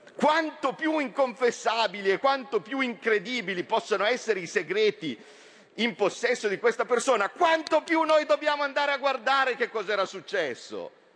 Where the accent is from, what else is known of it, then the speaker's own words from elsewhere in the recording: from Como, Lombardy, Italy; Da milanese, da comasco, da lombardo